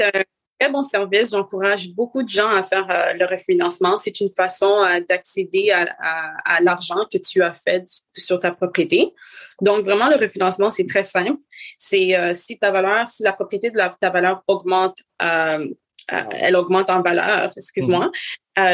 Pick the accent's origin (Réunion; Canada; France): Canada; Montreal, Quebec; je suis née ici, euh, ici à Montréal, au Canada